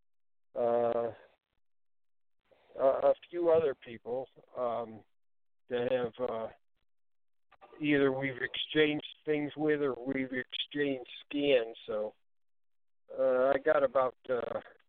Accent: Ohio, United States; also born or lived in Connecticut; now in Canterbury, United States; I was born in Ohio. I live most – I've lived since I've been a civilian, I've lived most of the time in Connecticut, though

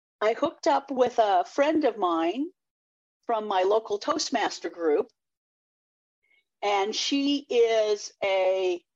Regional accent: Eugene, Oregon, United States; moved away; also born or lived in California; I was born in Eugene, Oregon

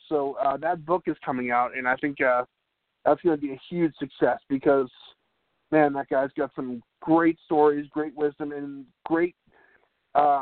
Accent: New England, United States; I grew up in New England

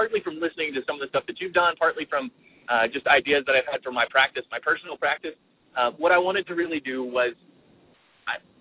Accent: Northern Kentucky, United States; I'm from Northern Kentucky

